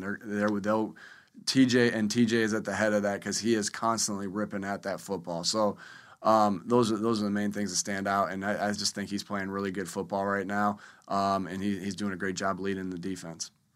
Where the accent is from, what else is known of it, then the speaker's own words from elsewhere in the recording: Jamestown, New York, United States; moved away; I grew up in the Northeast over there in Jamestown, New York